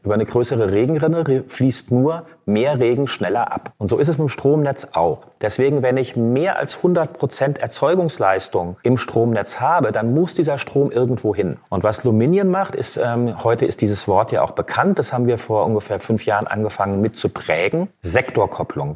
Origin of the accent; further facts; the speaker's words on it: Frankfurt, Hesse, Germany; moved away as an adult; now in Berlin, Germany; Ich bin gebürtig aus Frankfurt, aber direkt eigentlich nach der Schule zum Studieren nach Berlin gekommen